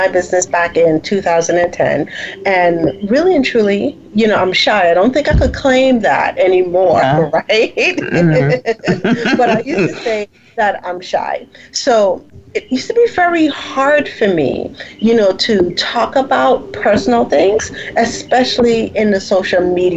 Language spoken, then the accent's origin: English; U.S. Virgin Islands; moved away as an adult; also born or lived in U.S. mainland; I'm from the Virgin Islands